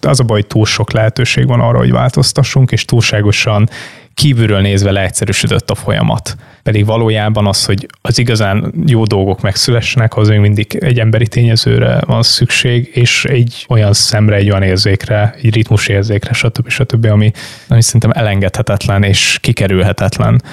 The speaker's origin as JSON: {"language": "Hungarian", "country": "Hungary", "tie": "born or raised there", "said": "nem pestiként, hanem egy Balaton mellett élő vidéki kisfiúként"}